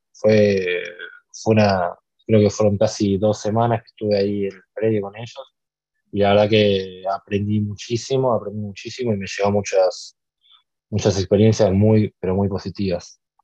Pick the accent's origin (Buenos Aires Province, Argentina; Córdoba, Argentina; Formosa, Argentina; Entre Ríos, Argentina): Buenos Aires Province, Argentina; San Isidro; yo nací el 5 de marzo de, de 2004 nací acá en, San Isidro, viví toda, mi vida acá